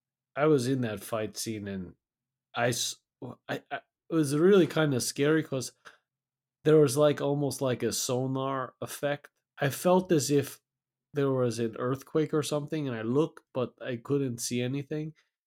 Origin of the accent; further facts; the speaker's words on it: Pacific Northwest, United States; with my parents, because I grew up in the Pacific Northwest, they obviously wanted me to go to ninja school.